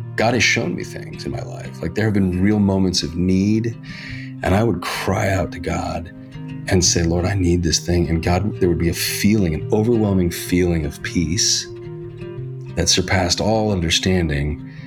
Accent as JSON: {"language": "English", "town": "Reno", "region": "Nevada", "country": "United States", "tie": "born or raised there", "moved": "yes", "lives_now": "Hollywood, United States"}